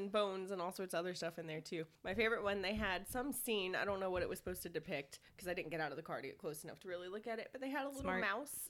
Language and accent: English; Atlanta, Georgia, United States; Yeah, I grew up in Peachtree Battle. Whoop whoop, living with my aunt.